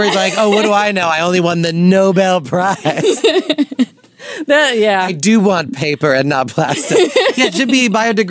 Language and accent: English; Nassau County, Long Island, New York, United States; I'm from Nassau, so maybe that's why I said it that way. I'm from Long Island.